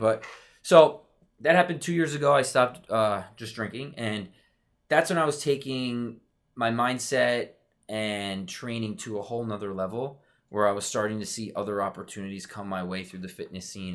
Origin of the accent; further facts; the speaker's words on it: Westchester, New York, United States; growing up in Westchester, I played for F C Westchester